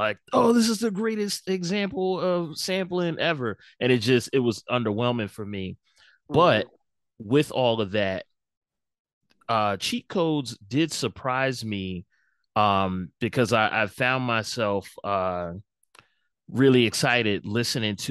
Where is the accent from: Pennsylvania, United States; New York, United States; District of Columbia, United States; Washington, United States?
Pennsylvania, United States; Philadelphia; I'm from Philadelphia